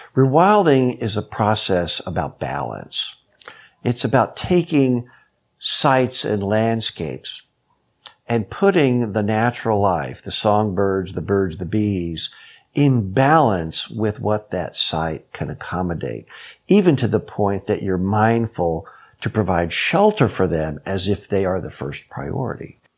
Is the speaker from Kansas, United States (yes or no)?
yes; Kansas, United States; I was raised in Kansas